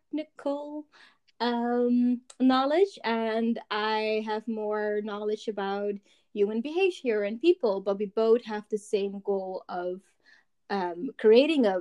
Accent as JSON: {"language": "English", "country": "Curaçao", "said": "I'm from Curacao"}